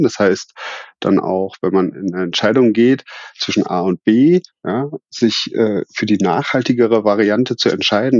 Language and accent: German; Berlin, Germany; moved away as an adult; also born or lived in Switzerland; now in Kirchheim unter Teck, Germany; bin ich ja gebürtig aus Berlin